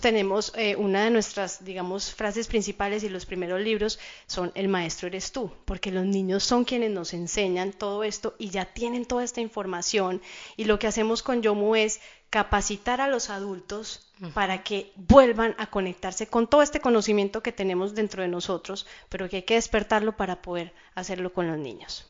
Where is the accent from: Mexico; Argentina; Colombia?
Colombia; now in Miami Beach, United States; yo soy colombiana